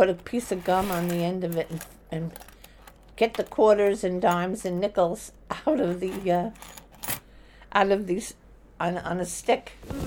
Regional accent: New York City, New York, United States; I was born in Brooklyn, New York, in Norwegian Hospital on 4th Avenue in Bay Ridge section

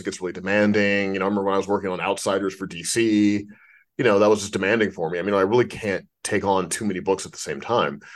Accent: St. Louis, Missouri, United States; now in Los Angeles, United States; I'm from Saint Louis

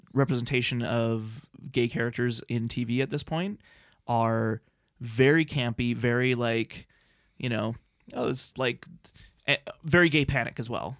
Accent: Lethbridge, Alberta, Canada; growing up in Lethbridge, Alberta

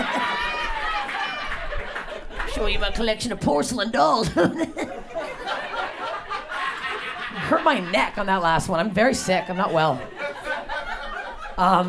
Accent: Canada; now in Los Angeles, United States; I'm Canadian. I moved to LA.

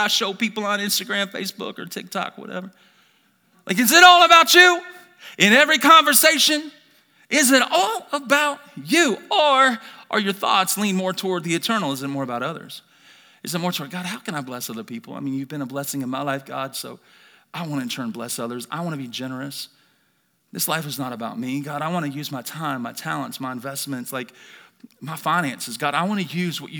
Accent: Birmingham, Alabama, United States; now in Idaho, United States; born and raised in Birmingham, Alabama, grew up in a broken family

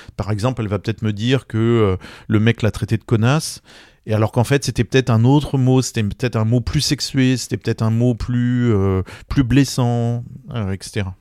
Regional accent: France; quand on est français

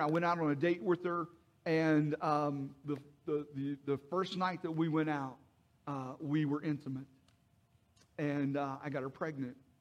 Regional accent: Mannington, West Virginia, United States; moved away as an adult; I was uh, born and raised in, in West Virginia, Mannington, West Virginia

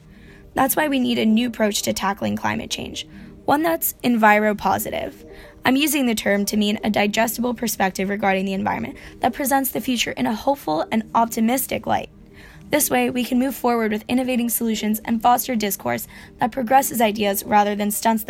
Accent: Florida, United States; moved away as an adult; now in Los Angeles, United States; I'm originally from Florida, a place that has some of the most diverse and unique ecosystems in the world, but not much concern for preserving them. So I moved

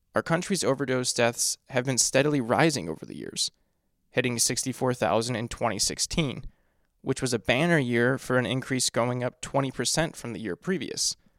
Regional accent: United States; my home country

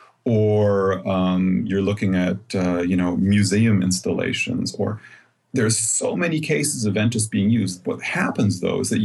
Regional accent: United States; now in Germany; I'm an American, but I've been living in Germany

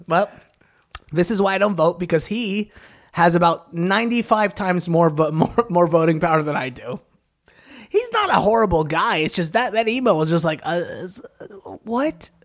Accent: California, United States; as a Californian

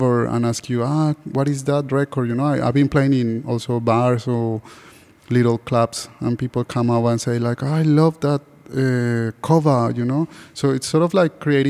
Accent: Bogotá, Colombia; now in Sydney, Australia; I'm from Bogota

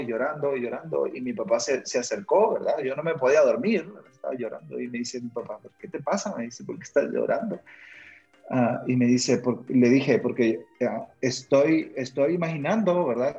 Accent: Honduras; moved away as an adult; also born or lived in Argentina / Texas, United States; now in Guatemala; Yo nací en Guatemala, donde vivo actualmente, Ah, crecí en Honduras, mis padres ambos son hondureños

